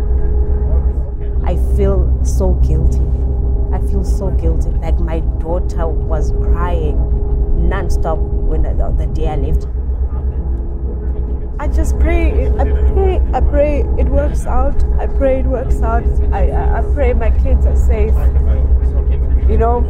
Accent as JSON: {"language": "English", "country": "South Africa", "moved": "as an adult", "said": "I come all the way from South Africa"}